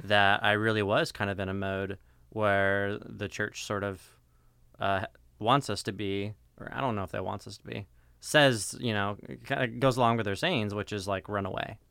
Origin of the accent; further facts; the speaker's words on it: Seattle, Washington, United States; moved away as an adult; also born or lived in Denver, Colorado / Southern California; now in Fullerton, United States; I was born in Denver, Colorado. Spent ten years there, and then mm moved mm-hmm. to Seattle, Washington. Mm-hmm. It's where they uh, where I spent the most of my significant part of my childhood.